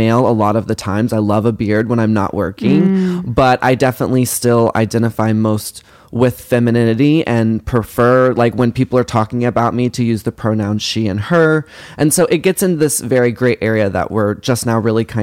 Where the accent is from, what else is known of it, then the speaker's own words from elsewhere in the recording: Carrollton, Texas, United States; I grew up in Dallas, Texas. Actually, Carrollton, which is outside of Dallas.